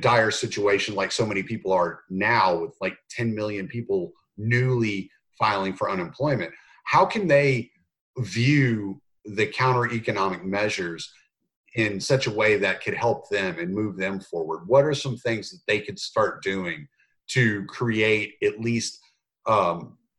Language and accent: English; Louisiana, United States; moved away; also born or lived in Texas; a lot of us that grew up in the country, you know, in Texas, Louisiana, I'm from Louisiana originally